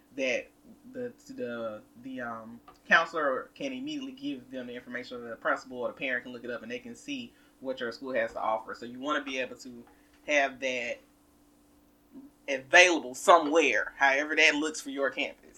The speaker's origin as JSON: {"language": "English", "region": "the South", "country": "United States", "accent": "southern", "said": "I used to be ashamed of my southern accent, but I am proud"}